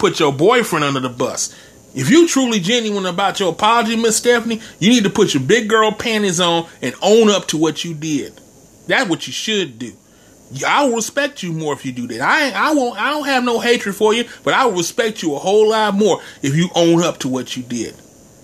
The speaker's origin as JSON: {"language": "English", "region": "Texas", "country": "United States", "said": "in my home state, you got TSU and Prairie View A&M"}